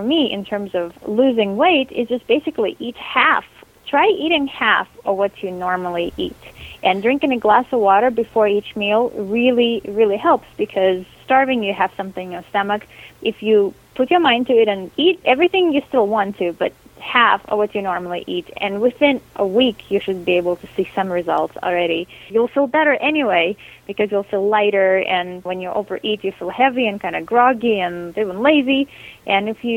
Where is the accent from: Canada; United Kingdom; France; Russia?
Russia; Moscow; now in Los Angeles, United States; I live in Los Angeles. I'm originally from Moscow, Russia.